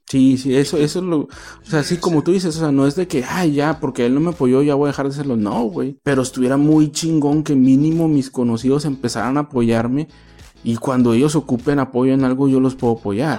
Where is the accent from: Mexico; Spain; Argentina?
Mexico; Mazatlán, Sinaloa; moved away; also born or lived in Ensenada / Tijuana; yo soy de Mazatlán